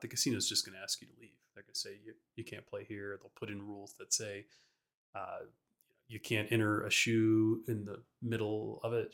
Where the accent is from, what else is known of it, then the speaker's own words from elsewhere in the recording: Baton Rouge, Louisiana, United States; So, Frankie and I, we grew up in Louisiana. We lived in Baton Rouge